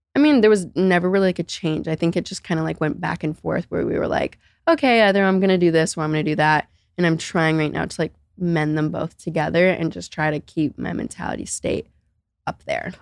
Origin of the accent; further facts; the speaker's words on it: Naples, Florida, United States; I grew up in Naples, Florida